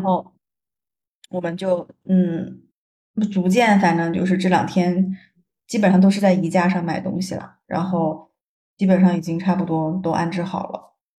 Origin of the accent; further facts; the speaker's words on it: China; moved away as an adult; now in Canada; 我们中国人